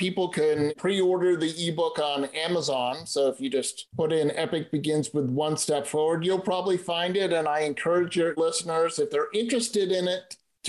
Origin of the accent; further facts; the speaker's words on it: East Coast, United States; I grew up on the East Coast and, well, I don't really like snow. So I moved someplace where we don't have snow.